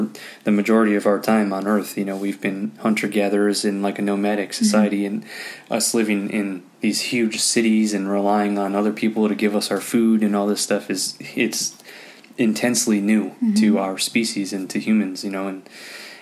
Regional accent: Illinois, United States; I grew up in Illinois

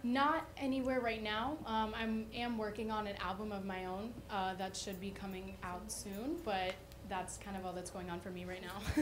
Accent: Deerfield Beach, Florida, United States; I'm from Deerfield Beach

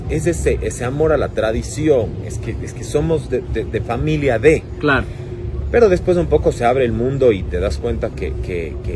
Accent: Cuenca, Azuay, Ecuador; now in Guayaquil, Ecuador; Como ves, mi acento no es tan cuencano.

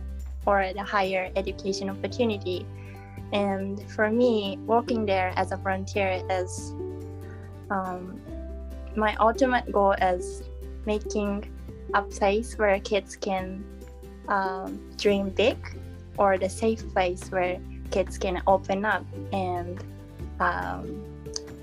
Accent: Japan; I am from Japan. And currently, also I am in Japan

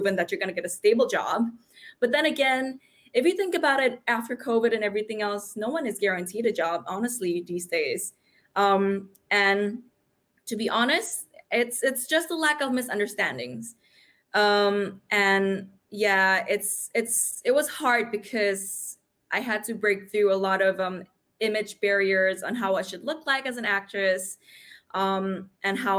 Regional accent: Indonesia; also born or lived in New York City, United States; now in Sydney, Australia; I grew up in Indonesia, which is a little southeastern sort of archipelago of islands.

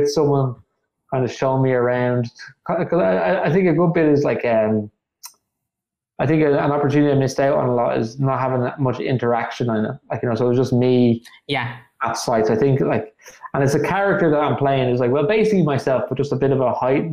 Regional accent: Dublin, County Dublin, Ireland; I could show them Knockline

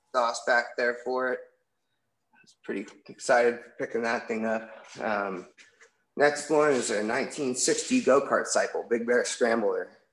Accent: Pacifica, California, United States; now in Walnut Creek, United States; I was born and raised out in Pacifica

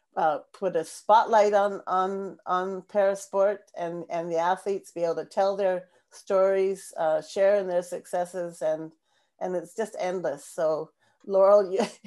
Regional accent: Langley, British Columbia, Canada; we hosted the BC Games for the Physically Disabled in Langley, in my hometown

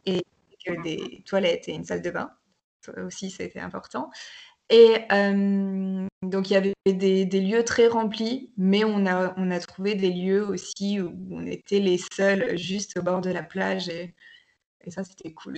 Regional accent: Bordeaux, Nouvelle-Aquitaine, France; now in Spain; j'ai 28 ans, je suis originaire de Bordeaux et euh, je suis actuellement en Espagne

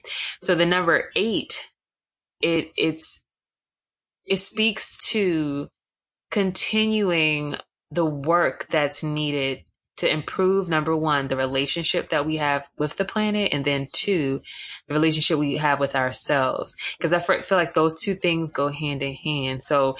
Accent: Atlanta, Georgia, United States; So a part of my upbringing, I grew up in Atlanta.

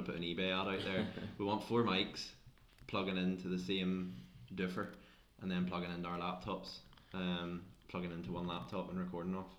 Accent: Northern Ireland, United Kingdom; we're from Northern Ireland

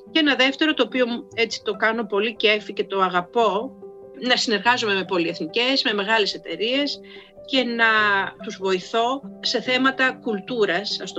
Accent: Karditsa, Thessaly, Greece; είμαι από την Καρδίτσα και πηγαίνω στην Καρδίτσα και πηγαίνω και στο χωριό μου

